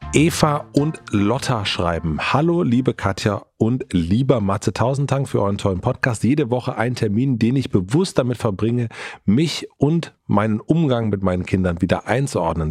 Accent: Germany; ich bin in Grönen aufgewachsen, heißt der Ort

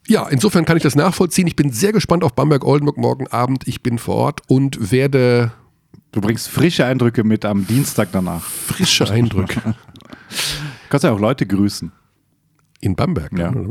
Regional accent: Tyrol, Austria; Ich bin ja Tiroler.

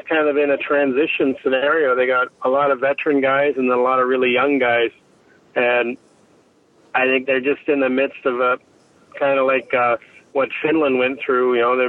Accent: Canada; as a Canadian

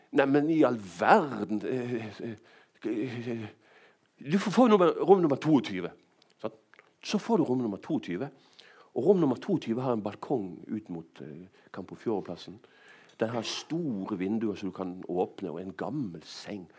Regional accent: Bergen, Vestland, Norway; moved away as an adult; also born or lived in Rome; jeg vokste opp uh, i Bergen på 70-tallet, så var det nesten bare bergensere her

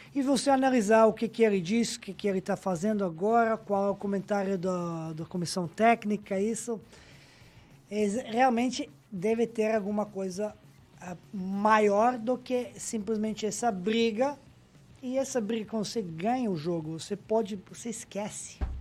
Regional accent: Majdanpek, Serbia; Portuguese is a second language; moved away as an adult; also born or lived in Brazil; nasci na cidade pequena, em Maidanpec

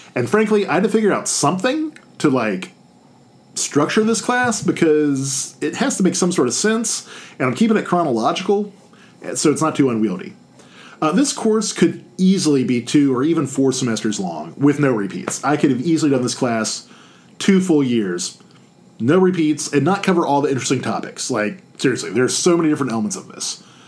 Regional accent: Baton Rouge, Louisiana, United States; I was born in Baton Rouge. I was raised in Baton Rouge.

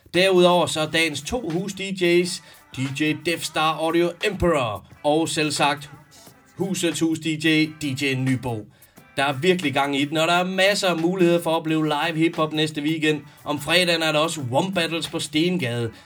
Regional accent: Denmark; Jeg er vaskægte dansker, måske tredje, fjerde generations indvandrer

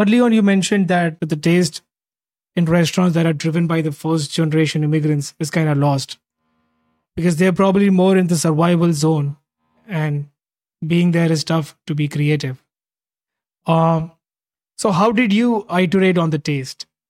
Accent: Mumbai, Maharashtra, India; moved away as an adult; now in United States; I grew up in Mumbai

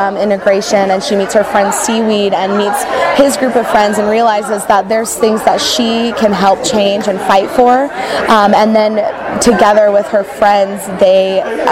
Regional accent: Sacramento, California, United States; now in Fullerton, United States; grew up in Northern California near Sacramento, and I moved down to Southern California about 3 years ago for school

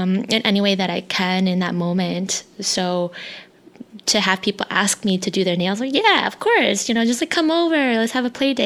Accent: United States; first language Hmong; English is a second language; I grew up in a predominantly white neighborhood where speaking my native tongue, my language, Hmong, was constantly made fun of.

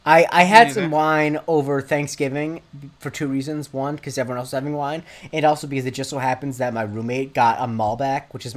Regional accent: Punta Gorda, Florida, United States; my hometown, Ponte Gorda, Florida, is in the Charlotte Harbor

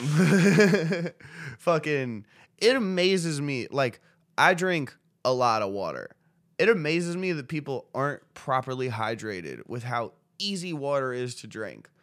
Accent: United States; I'm an American

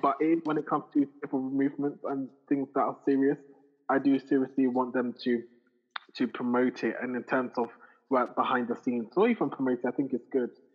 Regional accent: Ghana; I'm Ghanaian number one. I'm not Nigerian

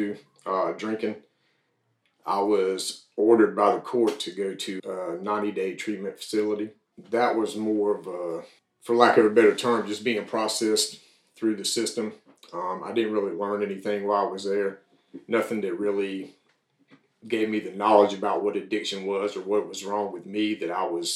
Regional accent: New Bern, North Carolina, United States; I grew up in New Bern, North Carolina.

